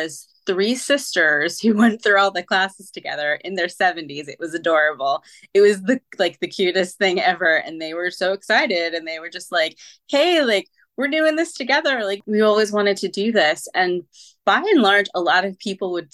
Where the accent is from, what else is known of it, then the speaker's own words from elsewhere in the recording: near Salem, Massachusetts, United States; as a teen, I grew up near Salem